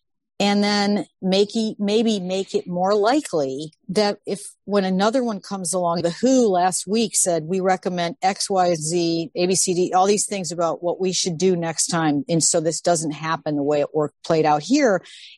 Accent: Midwest, United States; I maybe because I'm a Midwesterner

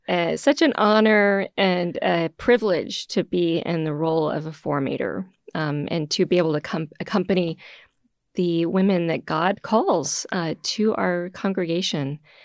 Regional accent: Houston, Texas, United States; moved away as an adult; now in Boston, United States; I'm originally from Houston, Texas. So when I entered the community many, many years ago, moving from a little town outside of Houston up to Boston was a huge adjustment.

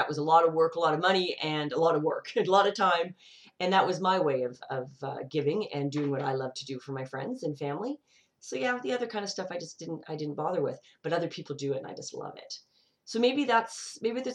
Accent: Canada; I live in a multicultural country. Canada

